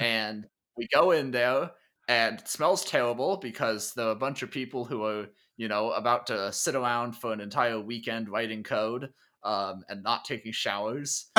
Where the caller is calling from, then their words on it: Minneapolis, Minnesota, United States; also born or lived in Grinnell, Iowa; I'm calling in from Minneapolis, uh, which is in Minnesota, kind of northern United States